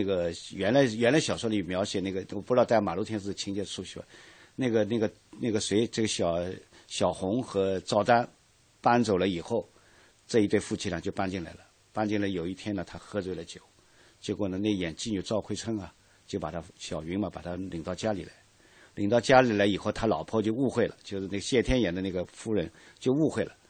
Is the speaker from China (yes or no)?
yes; Shanghai, China; 咱们上海人叫香烟牌子，